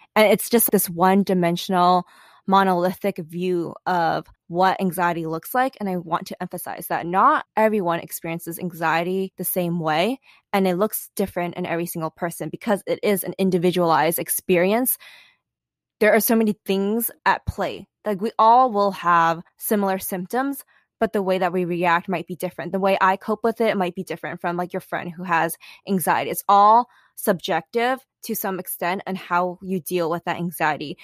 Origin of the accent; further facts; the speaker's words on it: New York City, New York, United States; moved away as an adult; also born or lived in California; I grew up in New York City, and everyone is a little high strung